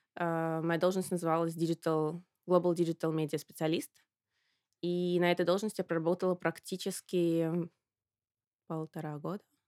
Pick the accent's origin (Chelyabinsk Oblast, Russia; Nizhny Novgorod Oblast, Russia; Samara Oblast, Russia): Samara Oblast, Russia; Samara; moved away as an adult; also born or lived in Moscow / Milan; я из Самары